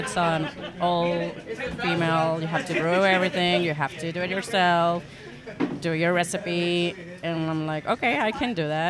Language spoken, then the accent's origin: English; Tijuana, Baja California, Mexico; I'm from Tijuana, Mexico.